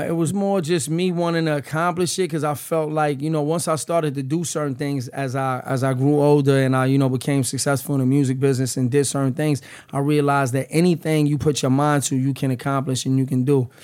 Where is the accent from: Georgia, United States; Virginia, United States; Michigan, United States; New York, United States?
New York, United States; New York City; moved away as an adult; now in New Jersey, United States; I'm from the Lower East Side. I grew up in the Lower East Side, but I reside in Jersey